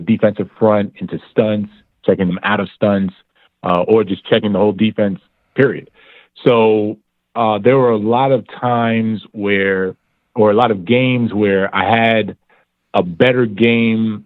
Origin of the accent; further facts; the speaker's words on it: Miami, Florida, United States; I'm from Miami